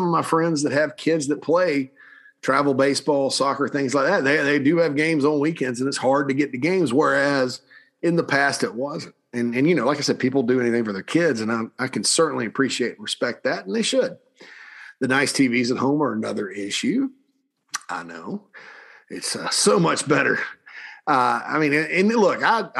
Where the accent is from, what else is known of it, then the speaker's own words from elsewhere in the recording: South Carolina, United States; We're all from South Carolina